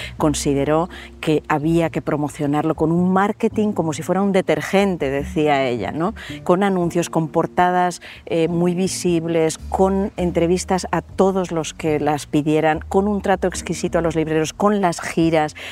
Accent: Spain

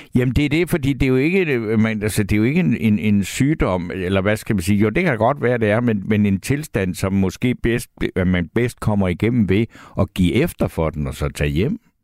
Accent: South Funen, Southern Denmark, Denmark; i min barndom hjemme på Sydfyn

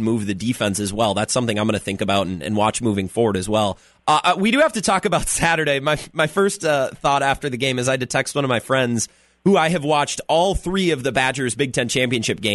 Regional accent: Menomonie, Wisconsin, United States; I'm from Menominee. I was high school classmates with Mason Stocky

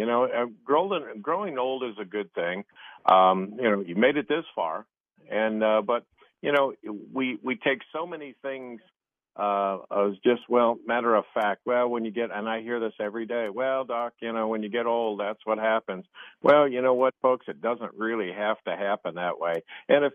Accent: Ohio, United States; the little town I grew up in Ohio

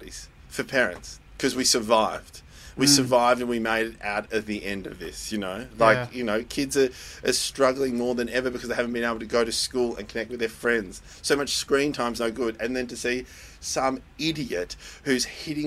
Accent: Netherlands; moved away; my home country, Holland

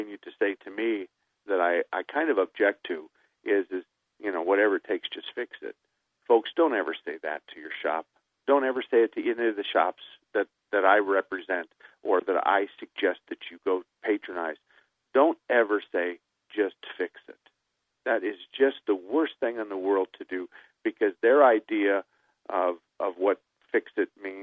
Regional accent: Douglas, Arizona, United States; also born or lived in Tempe, Arizona; I was born and raised in Douglas, and I went to Tempe High School, and I graduated from there

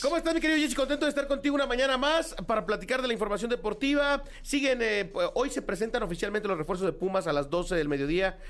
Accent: Mexico; nosotros como mexicanos

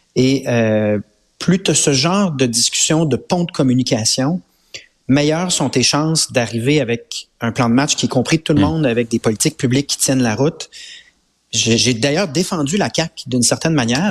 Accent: Quebec, Canada; On est québécois

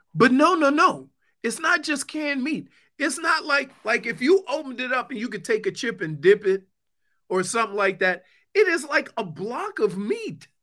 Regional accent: New Orleans, Louisiana, United States; I'm from New Orleans

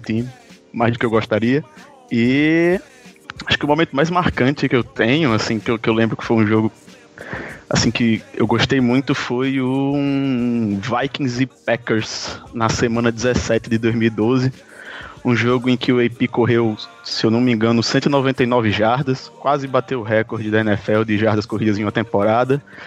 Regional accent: Natal, Rio Grande do Norte, Brazil; eu sou do, de Natal, no Rio Grande do Norte.

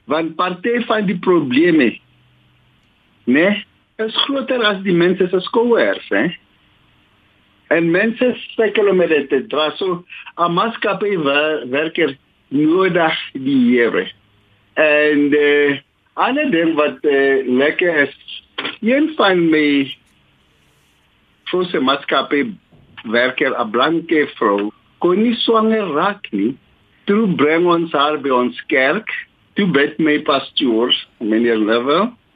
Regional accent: South Africa; Ons is Suid-Afrikaners

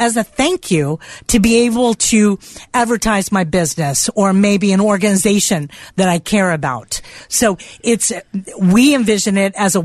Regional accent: South Florida, United States; I'm from South Florida.

